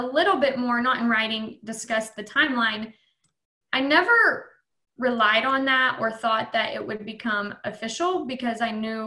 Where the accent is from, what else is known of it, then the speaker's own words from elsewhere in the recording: Bells, Texas, United States; also born or lived in Florida / Oklahoma; I'm in a practice in my hometown